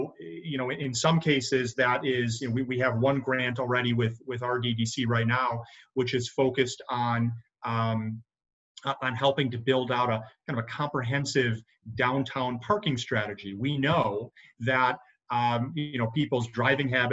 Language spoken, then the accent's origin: English; Buffalo, New York, United States; moved away as an adult; now in Rochester, United States; I think I'm from Buffalo